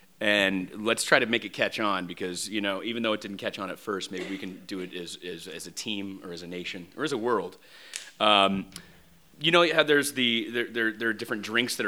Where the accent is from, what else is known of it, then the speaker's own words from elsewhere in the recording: Dallas, Texas, United States; moved away; I grew up in Dallas, Texas.